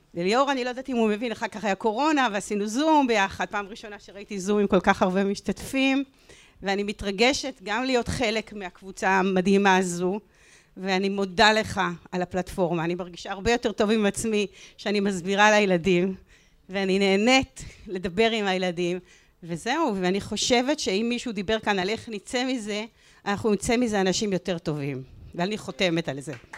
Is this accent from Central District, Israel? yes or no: yes; Ramla, Central District, Israel; born or raised there